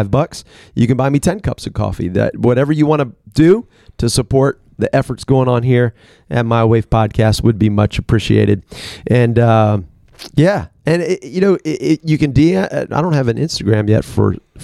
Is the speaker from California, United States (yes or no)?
no; Washington, District of Columbia, United States; moved away; I grew up in Washington, D.C.